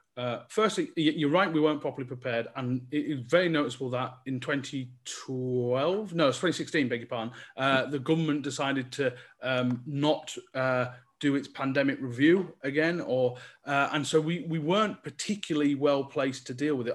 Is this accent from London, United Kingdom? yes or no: no; Cumbria, North West England, United Kingdom; now in Lancashire, United Kingdom; I'm from just the other side of the Scottish border when I was born in Cumbria